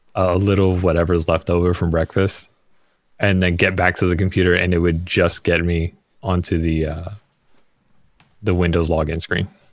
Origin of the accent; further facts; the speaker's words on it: New York, United States; I'm from New York